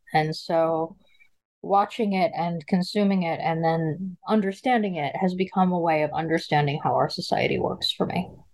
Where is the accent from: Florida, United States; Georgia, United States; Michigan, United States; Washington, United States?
Washington, United States; Seattle; also born or lived in Brooklyn, New York; I grew up uh, in a combination of Seattle, Washington, and Brooklyn, New York. Uh, I was raised in the gay community of Seattle primarily.